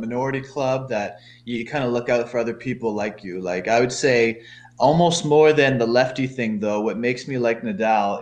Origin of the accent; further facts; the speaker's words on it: Halifax, Nova Scotia, Canada; I'm born in Halifax, Canada